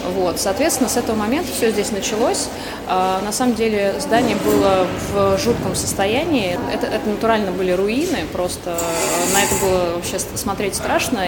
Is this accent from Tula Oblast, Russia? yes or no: yes; Tula Oblast, Russia; moved away; я, например, сама родилась в Тульской области, не в Туле, правда, в маленьком городке в Тульской области, потом так получилось, что переехала, там учеба, работа